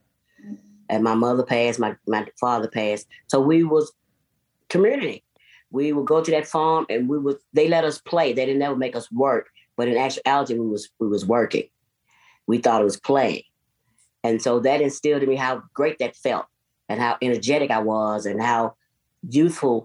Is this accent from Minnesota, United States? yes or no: no; Nashville, Tennessee, United States; J.C. Napier Homes, right off of Lafayette.